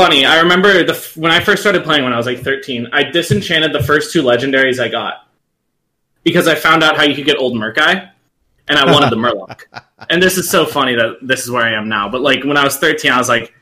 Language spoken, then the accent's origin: English; Arizona, United States; I'm from Arizona.